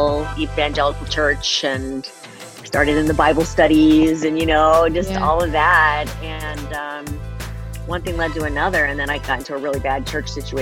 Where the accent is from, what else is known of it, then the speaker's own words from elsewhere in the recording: Connecticut, United States; I grew up in Connecticut